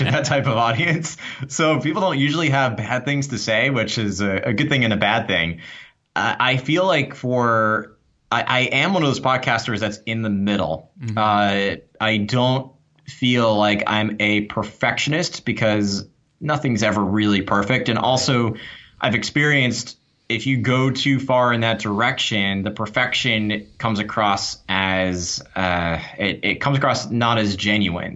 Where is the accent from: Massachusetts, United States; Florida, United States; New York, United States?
New York, United States; I'm from New York, but wow, did I talk fast